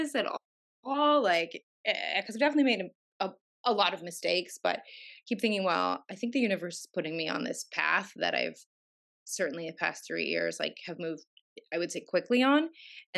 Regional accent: Los Angeles, California, United States; I'm from Los Angeles, and I was raised around entertainment

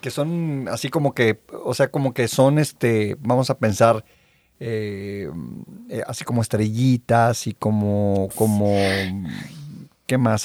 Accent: Veracruz, Mexico; now in Los Angeles, United States; soy de Veracruz

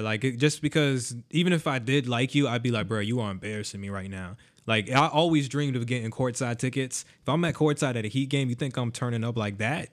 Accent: Miami, Florida, United States; I grew up in Miami, which is like a very mini Vegas

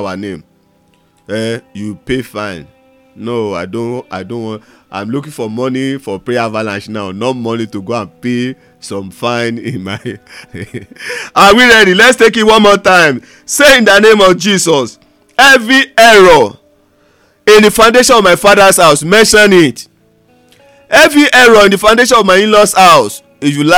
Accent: Ondo, Nigeria; now in Lagos, Nigeria; I'm in Lagos right now. I'm from Ondo State.

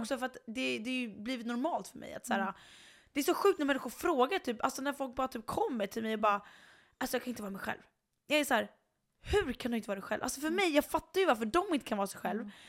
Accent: Sweden; also born or lived in Chicago; hon och jag var ju svenskar

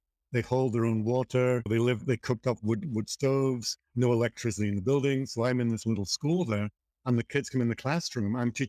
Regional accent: Liverpool, North West England, United Kingdom; born there; I was born in Liverpool and started, you know, heading off into nature at an early age

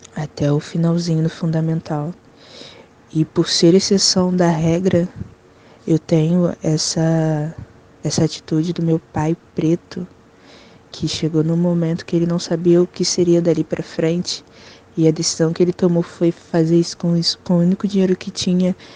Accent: Rio de Janeiro, Brazil; Nascida e criada no Complexo da Penha, Morro da Chatuba, no Rio de Janeiro

